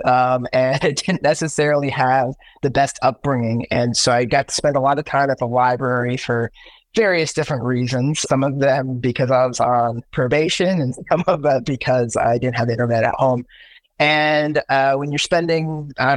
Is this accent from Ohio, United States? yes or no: yes; Central Ohio, United States; also born or lived in Cleveland, Ohio; I grew up in Central Ohio